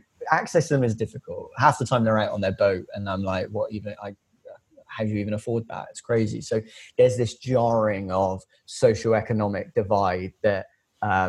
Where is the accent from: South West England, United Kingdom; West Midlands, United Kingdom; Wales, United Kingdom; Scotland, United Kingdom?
South West England, United Kingdom; Filton; working class lad from just outside the suburbs of Bristol, officially South Gloucestershire, born and raised in Filton